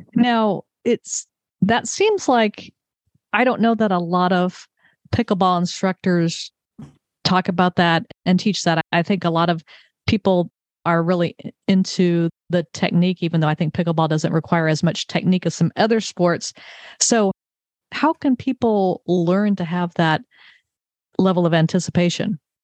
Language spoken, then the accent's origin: English; Redondo Beach, California, United States; I grew up in Southern California. In fact, when we were talking at Oxford, we both discovered we were both born in Redondo Beach